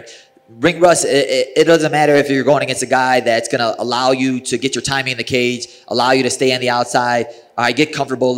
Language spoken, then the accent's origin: English; Chicago, Illinois, United States; I'm from Chicago